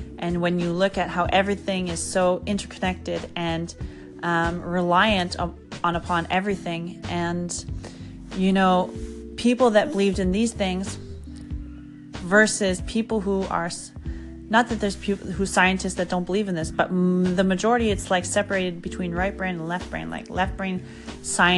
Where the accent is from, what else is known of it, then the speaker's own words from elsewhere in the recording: Canada; As a Canadian who is currently in a below weather snowstorm